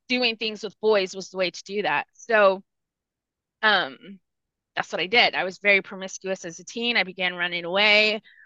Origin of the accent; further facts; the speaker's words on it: 30 minutes from San Antonio, Texas, United States; first language Spanish; English is a second language; San Antonio, which was 30 minutes from my hometown